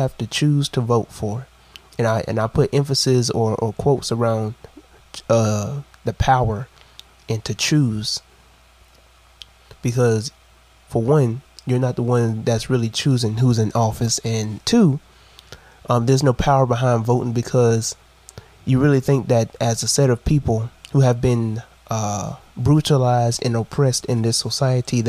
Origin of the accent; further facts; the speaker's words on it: Brunswick, Georgia, United States; In my hometown.